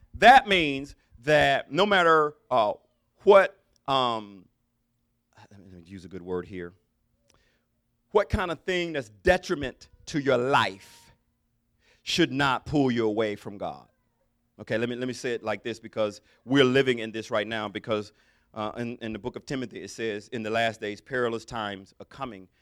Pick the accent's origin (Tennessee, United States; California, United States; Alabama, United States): Alabama, United States; I'm from Alabama.